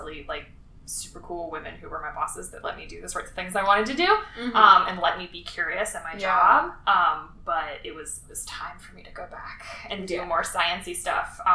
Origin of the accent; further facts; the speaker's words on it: Springfield, Illinois, United States; moved away as an adult; also born or lived in New Orleans, Louisiana; now in Dauphin Island, Alabama, United States; I was born in Springfield, Illinois, which is flat and in the middle of nothing with no water